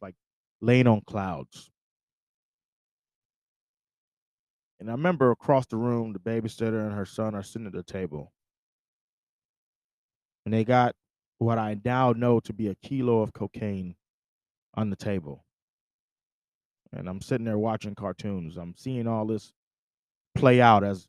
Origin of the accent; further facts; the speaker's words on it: Syracuse, New York, United States; I grew up in Syracuse, New York